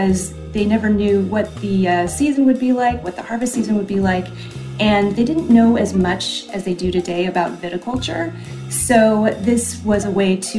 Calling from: Portland, Oregon, United States; I am calling from Portland, Oregon.

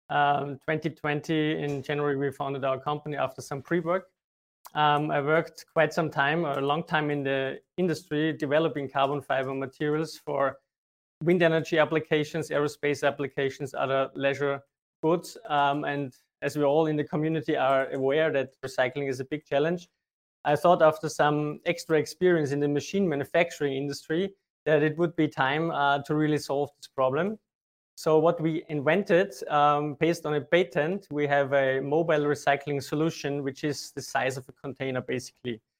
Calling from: Linz, Upper Austria, Austria; I'm joining in from Linz in Austria.

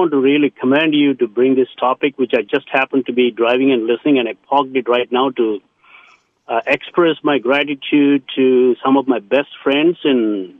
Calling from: San Ramon, California, United States; also born or lived in New Delhi, India; I'm calling from San Ramon.

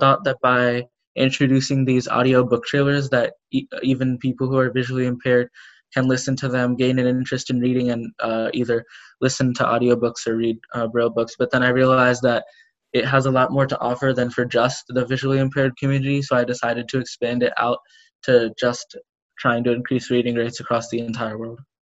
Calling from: Pennsylvania, United States; I'm calling from Pennsylvania in the United States

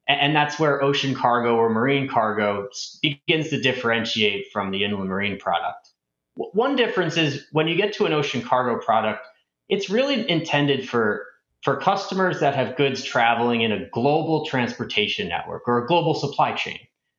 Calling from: Westport, Connecticut, United States; I'm coming in from Westport, Connecticut, and Happy to be here today

